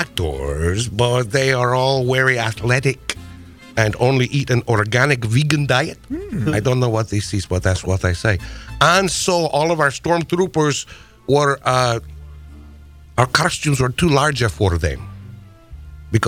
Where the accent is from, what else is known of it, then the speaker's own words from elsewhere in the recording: Wisconsin, United States; I haven't seen a chiclet since the second grade, where I grew up in Wisconsin.